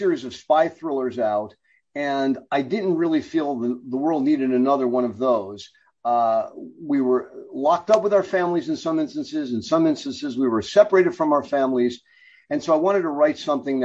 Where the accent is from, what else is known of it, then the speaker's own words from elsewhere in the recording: New York City, New York, United States; I grew up in the Bronx.